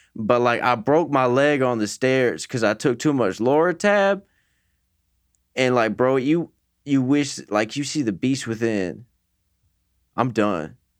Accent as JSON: {"language": "English", "town": "Wooster", "region": "Ohio", "country": "United States", "tie": "born or raised there", "said": "I grew up in Worcester, Ohio"}